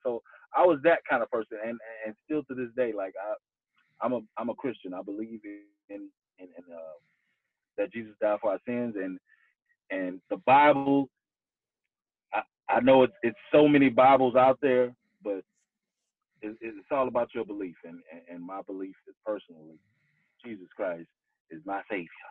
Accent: Houston, Texas, United States; I grew up in Houston, Texas

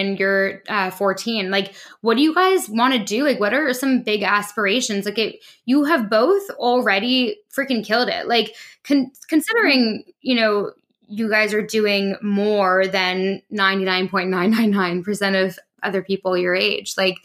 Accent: Toronto, Ontario, Canada; moved away as an adult; also born or lived in London; I'm from Toronto too

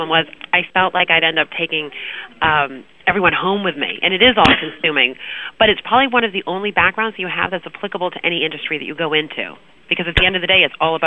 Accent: Marblehead, Massachusetts, United States; accent: Boston; also born or lived in Boston; now in Florida, United States; I'm from Marblehead originally.

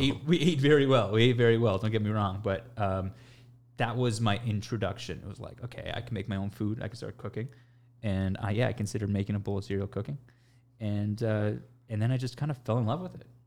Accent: Toronto, Ontario, Canada; born and raised in Toronto, Canada

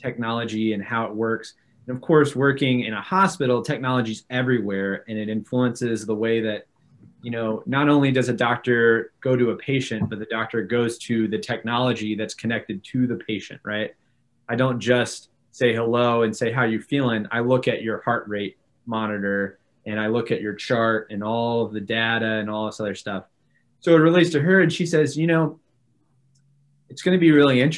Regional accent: Newport News, Virginia, United States; moved away as an adult; also born or lived in Atlanta, Georgia; now in St. Louis, United States; born and raised in Newport News, Virginia, near Virginia Beach on the coast

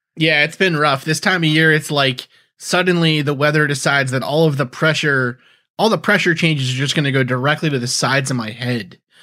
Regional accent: New York, United States; now in New England, United States; growing up in New York

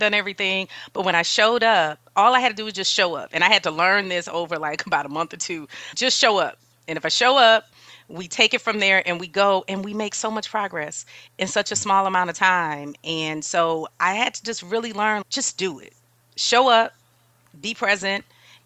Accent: New Orleans, Louisiana, United States; now in San Antonio, United States; I'm from New Orleans originally

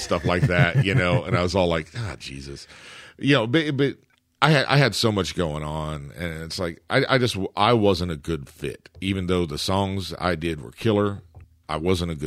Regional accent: Shawnee, Oklahoma, United States; Shawnee, my hometown

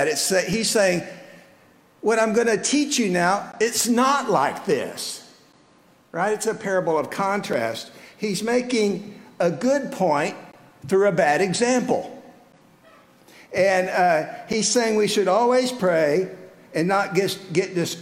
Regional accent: South Texas, United States; moved away as an adult; now in Midland, United States; I left my home in South Texas and moved to Midland almost 46 years ago

